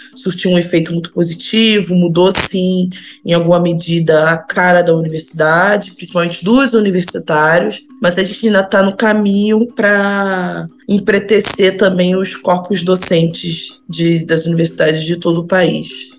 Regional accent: Brazil; Eu nunca saí do Brasil

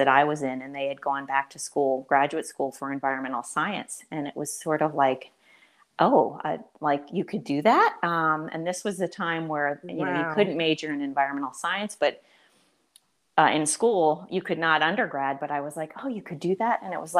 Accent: Boyertown, Pennsylvania, United States; moved away as an adult; also born or lived in Boston; my roots in Boyertown, because just growing up in a small town, now it's no longer a small town

